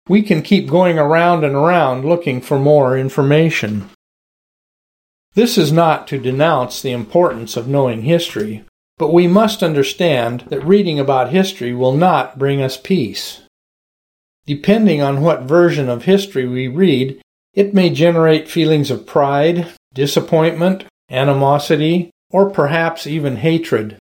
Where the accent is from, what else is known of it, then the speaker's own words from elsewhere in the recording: Washington, District of Columbia, United States; I grew up in Washington, D.C., back when we still had racial segregation